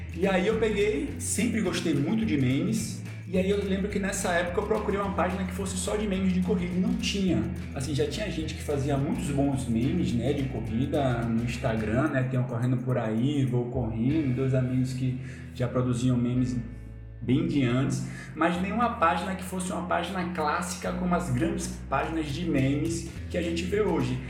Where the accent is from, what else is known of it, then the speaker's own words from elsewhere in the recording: Ilhéus, Bahia, Brazil; also born or lived in São Paulo; now in Recife, Brazil; Eu sou de Ilhéus, do sul da Bahia, né, mas aí eu fui morar em São Paulo, fiquei cinco anos lá, e aí em 2014 eu vim para Recife